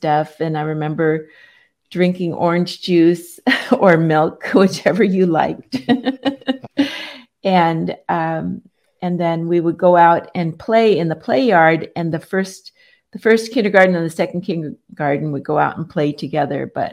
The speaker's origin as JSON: {"language": "English", "town": "San Diego", "region": "California", "country": "United States", "tie": "born or raised there", "said": "I was born in San Diego, California, USA. And both my parents were born here. We're just a San Diego family."}